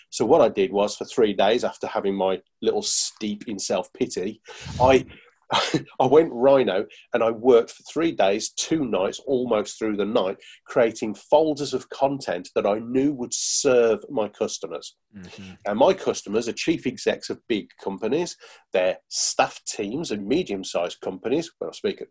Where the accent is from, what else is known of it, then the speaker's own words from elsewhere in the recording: Birmingham, West Midlands, United Kingdom; I'm from Birmingham, so we don't